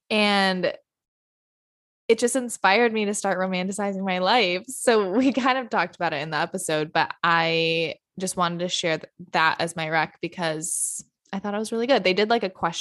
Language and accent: English; Michigan, United States; now in New York, United States